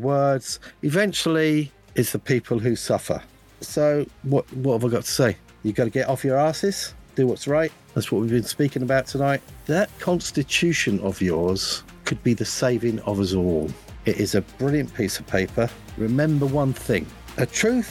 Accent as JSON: {"language": "English", "country": "United Kingdom", "said": "me being a Brit"}